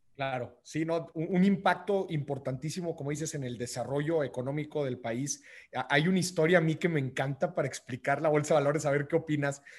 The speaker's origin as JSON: {"language": "Spanish", "region": "northern Mexico", "country": "Mexico", "moved": "yes", "said": "como decimos allá en el norte"}